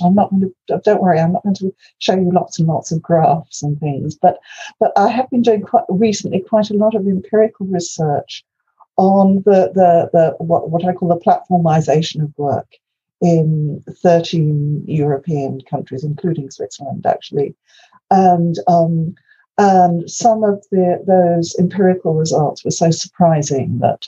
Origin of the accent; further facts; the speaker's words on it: Wales, United Kingdom; first language Welsh; English is a second language; my native tongue is Welsh